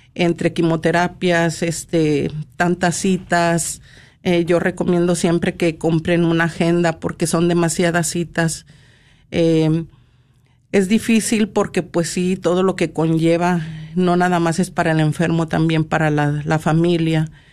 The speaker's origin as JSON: {"language": "Spanish", "town": "Monterrey", "region": "Nuevo León", "country": "Mexico", "said": "soy de Monterrey, Nuevo León"}